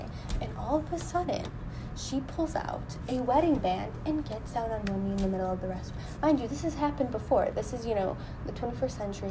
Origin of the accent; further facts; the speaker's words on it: Chicago, Illinois, United States; I'm from Chicago